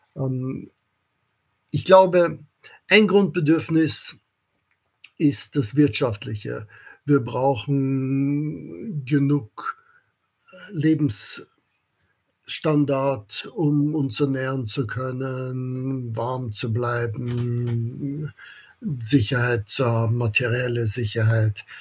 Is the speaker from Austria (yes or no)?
yes; Vienna, Austria; German is a second language; moved away as an adult; also born or lived in Oxford, United Kingdom / Princeton, United States / Kiel, Germany; Ich bin ein Amerikaner, der in Wien in Österreich geboren wurde.